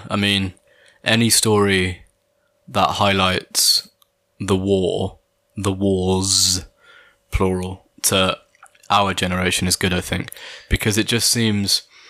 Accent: Brockworth, South West England, United Kingdom; also born or lived in Stroud; I was born in Stroud, you know. Did you know that? Stroud Maternity Hospital. I didn't move to Brockwith until I was 6.

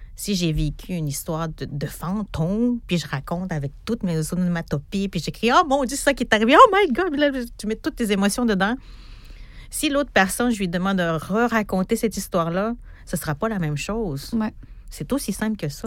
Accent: Natashquan, Quebec, Canada; Je viens d'Atashkwan

